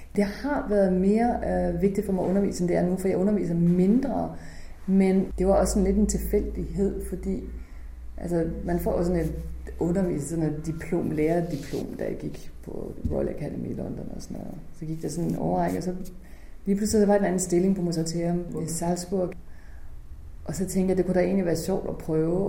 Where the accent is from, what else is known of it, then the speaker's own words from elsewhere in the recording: Holstebro, Central Denmark Region, Denmark; moved away; min hjemby, som jo faktisk har gjort så meget for kulturen, og jeg er vokset op her